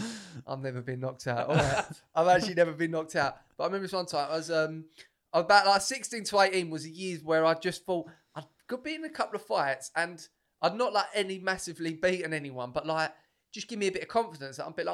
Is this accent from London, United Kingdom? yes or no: no; Essex, East of England, United Kingdom; I'm from Essex.